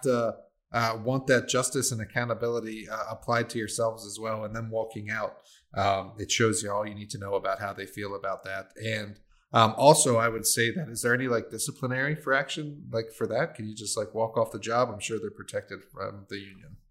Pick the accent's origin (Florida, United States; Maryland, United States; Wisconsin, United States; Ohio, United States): Maryland, United States; I'm a waterman and I'm from Maryland